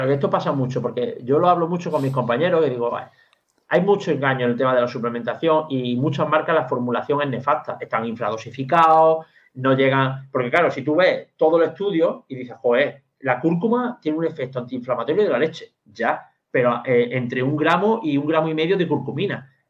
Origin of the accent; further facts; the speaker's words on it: Andalusia, Spain; Yo, como buen andaluz